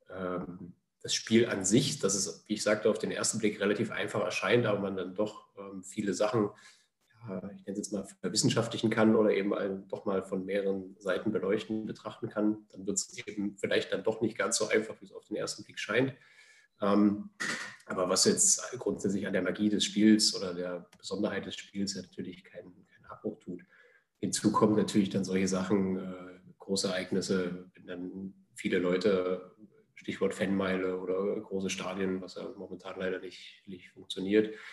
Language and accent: German; Jena, Thuringia, Germany; ich stamme aus Thüringen, aus Jena ähm, und äh, bin eigentlich auch aus einer, aus einer Fußballfam Fußballerfamilie.